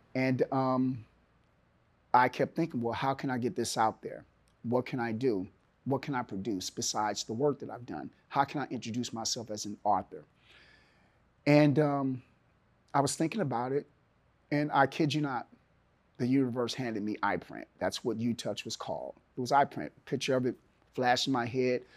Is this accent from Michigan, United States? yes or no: no; Oakland, California, United States; moved away as an adult; also born or lived in Milwaukee, Wisconsin / Seattle, Washington; now in Chattanooga, United States; It's my hometown. And, um, I grew up there